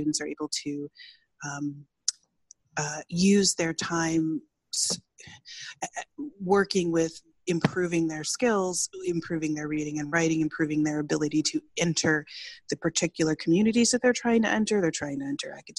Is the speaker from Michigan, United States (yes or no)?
yes; Michigan, United States; we're from Michigan